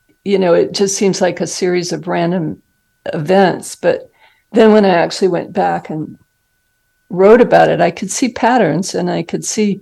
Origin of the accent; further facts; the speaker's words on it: Arizona, United States; moved away as an adult; also born or lived in Salt Lake City, Utah / Boston, Massachusetts; I grew up in Arizona and went to college there, medical school in Salt Lake City